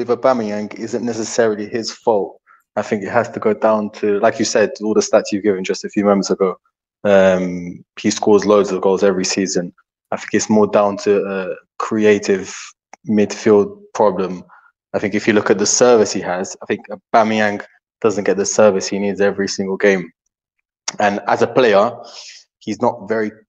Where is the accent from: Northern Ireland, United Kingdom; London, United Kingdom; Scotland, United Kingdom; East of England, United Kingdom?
London, United Kingdom; moved away as an adult; now in Algarve, Portugal; I was born in the UK, in London, and raised in the UK as well